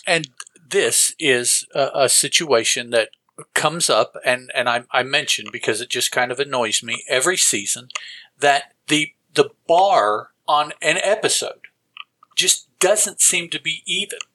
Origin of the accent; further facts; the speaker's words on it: the South, United States; us down here in the South